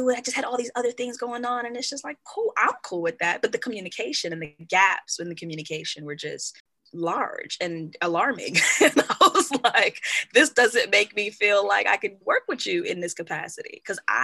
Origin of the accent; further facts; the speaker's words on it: Kenya; I'm Kenyan and I'm a part of a tribe, I'm a Kikuyu